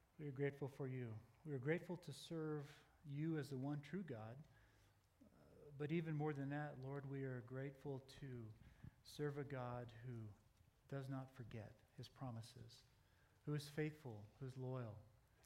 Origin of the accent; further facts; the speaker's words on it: United States; I'm proud to be an American